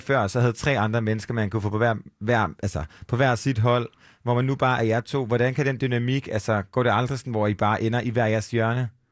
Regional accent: Aarhus, Central Denmark Region, Denmark; vi er jo fra Aarhus, alle tre

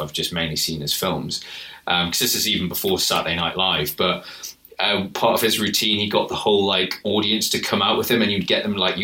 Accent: United Kingdom; if we're being British. Which we are

